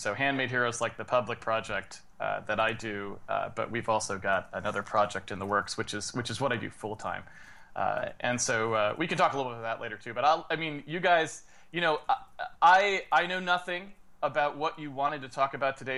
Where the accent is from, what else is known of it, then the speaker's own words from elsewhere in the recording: Massachusetts, United States; now in Seattle, United States; I'm actually originally from Massachusetts, but I've now lived in Seattle, Washington for so long that I can't even remember